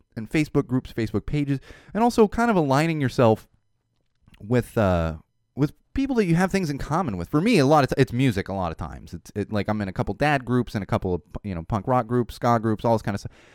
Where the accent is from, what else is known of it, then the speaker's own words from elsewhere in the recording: Poway, California, United States; Poway, which is kinda my hometown. I grew up in San Diego